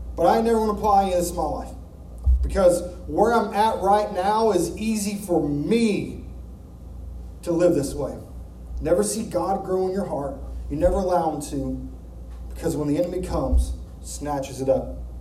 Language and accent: English; Arkansas, United States; moved away; We're from Arkansas